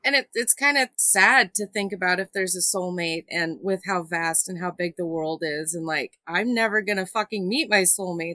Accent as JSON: {"language": "English", "town": "Phoenix", "region": "Arizona", "country": "United States", "moved": "yes", "lives_now": "New Mexico, United States", "said": "I'm originally from Phoenix"}